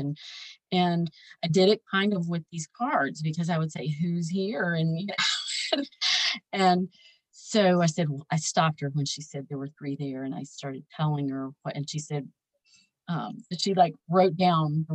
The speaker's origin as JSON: {"language": "English", "region": "the South", "country": "United States", "tie": "born or raised there", "said": "growing up in the South"}